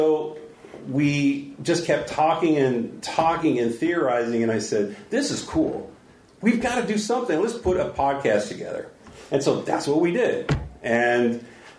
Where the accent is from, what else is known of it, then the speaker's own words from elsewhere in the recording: San Bernardino, California, United States; now in Orange County, United States; I escaped from San Bernardino, and that's where I was born. And I stayed here